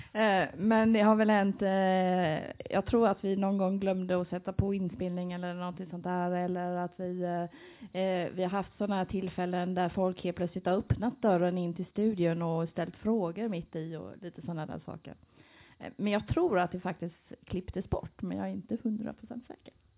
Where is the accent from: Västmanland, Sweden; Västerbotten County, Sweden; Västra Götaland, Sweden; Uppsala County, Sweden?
Västra Götaland, Sweden; Gothenburg; now in Jönköping, Sweden; jag kommer från Göteborg